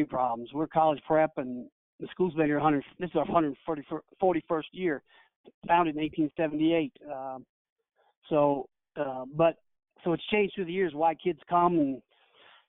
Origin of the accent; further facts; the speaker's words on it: Kentucky, United States; moved away; I'm from Kentucky